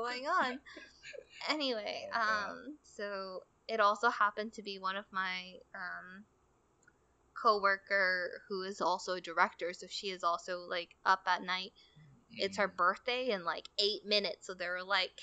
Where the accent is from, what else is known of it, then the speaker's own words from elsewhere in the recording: South Korea; I am the typical Korean girl